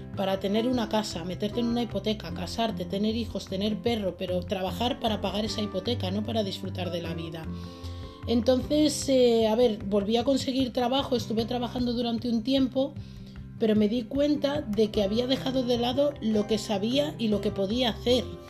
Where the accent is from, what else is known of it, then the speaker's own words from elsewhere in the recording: Madrid, Community of Madrid, Spain; Nací en Madrid un 26 de junio de 1989. Eh, crecí también en el seno de una familia trabajadora